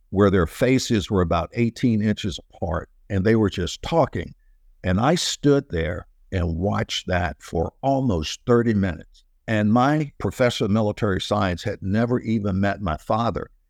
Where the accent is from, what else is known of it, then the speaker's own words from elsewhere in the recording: United States; I was from Surrey, which is like Mayberry R F D from the old Andy Griffith series